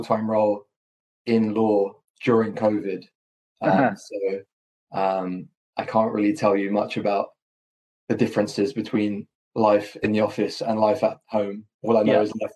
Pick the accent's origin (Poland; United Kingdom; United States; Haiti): United Kingdom; London; being from London and going to university in London